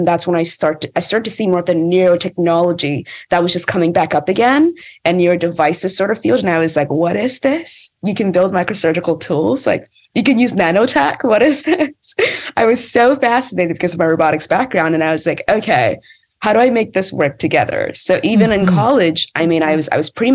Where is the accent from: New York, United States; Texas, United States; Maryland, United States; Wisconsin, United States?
Maryland, United States; I lived in Maryland. I grew up in Maryland.